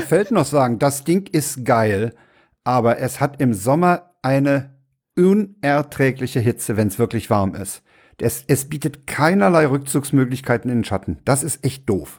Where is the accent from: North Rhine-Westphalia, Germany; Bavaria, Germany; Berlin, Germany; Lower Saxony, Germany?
Berlin, Germany; ich bin ja in Reinickendorf aufgewachsen